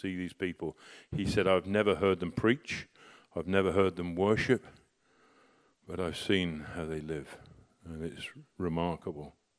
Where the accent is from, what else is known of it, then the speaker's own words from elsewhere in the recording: United Kingdom; also born or lived in Shanghai; I'm more Chinese than I am British